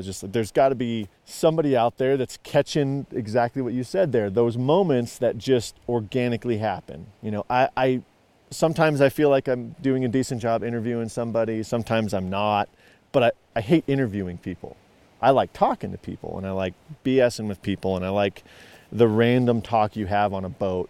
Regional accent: Casper, Wyoming, United States; Wyoming. Yep. So Casper, and we never fished the Platte very much.

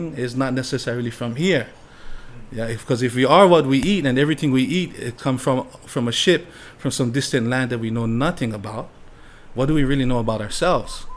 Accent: Waimanalo, Hawaii, United States; also born or lived in Maui; Growing up in Waimanalo, I was raised as a fisherman

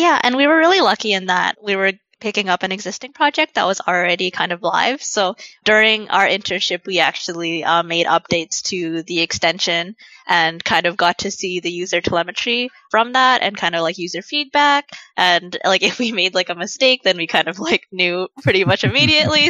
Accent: Saskatchewan, Canada; moved away as an adult; now in Vancouver, Canada; I'm originally from the Canadian prairies. I'm from Saskatchewan, but I came here for school.

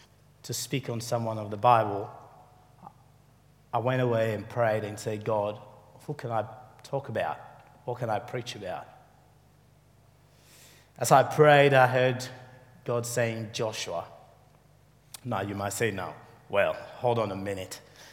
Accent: Ghana; moved away; also born or lived in Sierra Leone; Most of my life, I grew up in Africa. After the war, we fled to Ghana, where my father is from.

